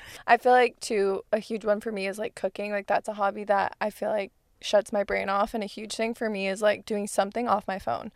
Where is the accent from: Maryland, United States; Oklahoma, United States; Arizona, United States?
Arizona, United States; moved away; I'm from Arizona, the fog is not a thing